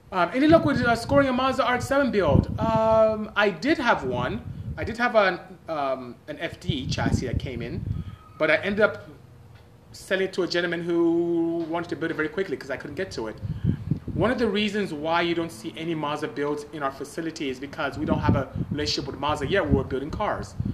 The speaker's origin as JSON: {"language": "English", "town": "Port Harcourt", "region": "Rivers State", "country": "Nigeria", "said": "Thank you so much for joining. … from Port Harcourt, Nigeria. Good seeing you. Nigeria is where I'm from."}